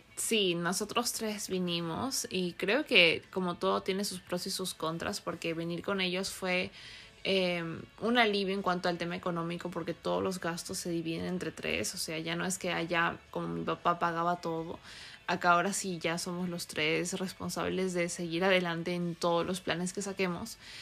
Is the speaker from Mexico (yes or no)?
no; Peru; moved away as an adult; also born or lived in California; now in United States; cuatro años viviendo aquí, soy peruana, y pensé que una vez que había terminado mi carrera allá en Perú